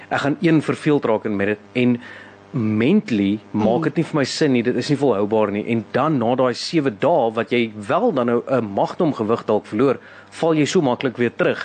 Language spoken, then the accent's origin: Afrikaans; South Africa; ons as Suid-Afrikaners